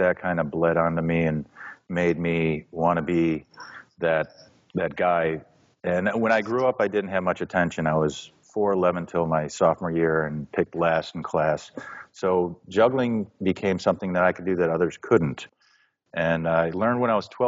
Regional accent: Chicago, Illinois, United States; I was born near Southside Chicago, just a bit to the west on 22nd Street at St. Mary's. And that's why I'm still here

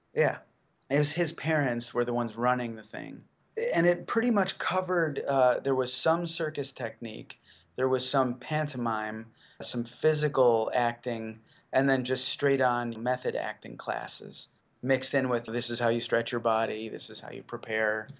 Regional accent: Chicago, Illinois, United States; I grew up in Chicago. I lived right downtown

